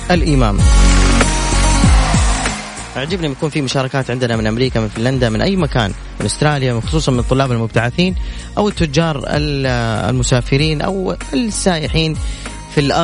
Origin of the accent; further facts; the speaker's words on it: Jeddah, Makkah Province, Saudi Arabia; من جدة